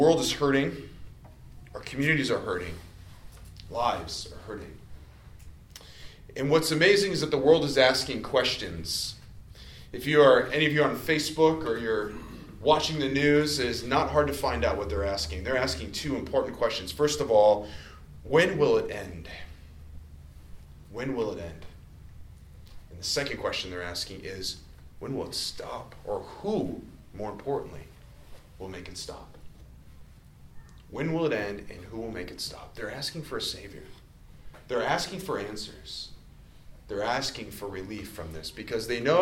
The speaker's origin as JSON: {"language": "English", "town": "Cary", "region": "Illinois", "country": "United States", "tie": "born or raised there", "also_born_or_lived": "Palatine, Illinois / Grayslake, Illinois", "lives_now": "Lake Zurich, United States", "said": "I grew up in Cary"}